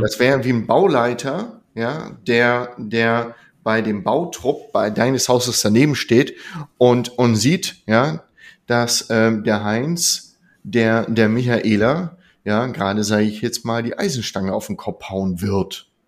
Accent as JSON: {"language": "German", "region": "Lower Saxony", "country": "Germany", "said": "ich komme aus Niedersachsen"}